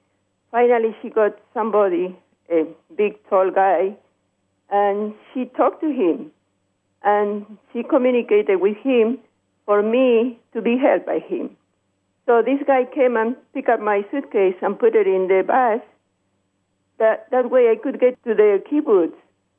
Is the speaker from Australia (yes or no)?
no; Peru; English is a second language; now in Chicago, United States; My call is from Chicago. Originally, I'm from Peru.